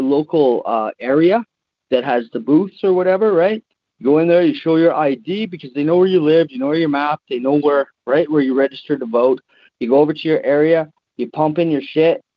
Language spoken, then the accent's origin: English; Canada; as a Canadian